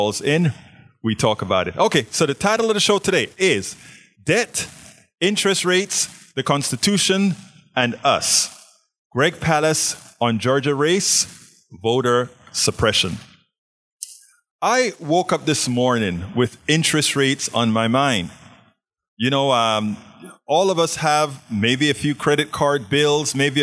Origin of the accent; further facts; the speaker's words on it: Panama; now in Houston, United States; I'm from Panama, Central America